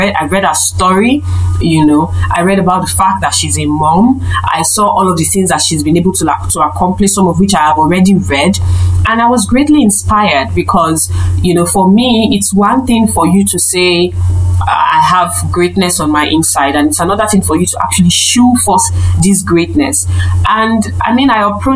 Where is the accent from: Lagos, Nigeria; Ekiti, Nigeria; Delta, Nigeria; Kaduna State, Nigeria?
Delta, Nigeria; I'm from Delta State. If you're listening, Delta State is a state in Nigeria, and particularly that's my state of origin.